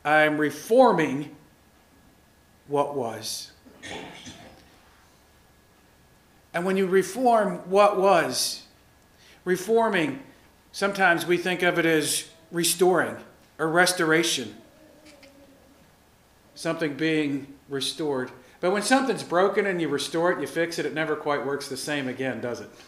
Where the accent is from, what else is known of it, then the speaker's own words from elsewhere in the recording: the South, United States; I grew up Lutheran in the South.